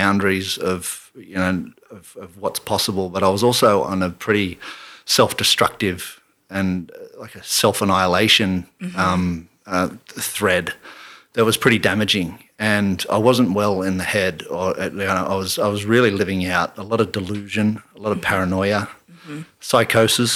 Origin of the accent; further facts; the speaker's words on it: Canberra, Australian Capital Territory, Australia; I grew up in Canberra